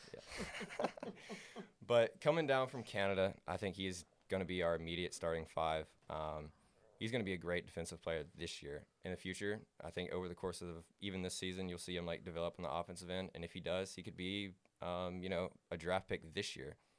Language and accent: English; Huntsville, Alabama, United States; I'm from Huntsville, Alabama